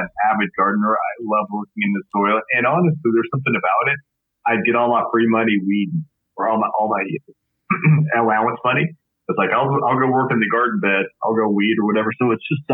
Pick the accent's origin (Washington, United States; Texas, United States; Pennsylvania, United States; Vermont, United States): Texas, United States; West; I grew up in West Texas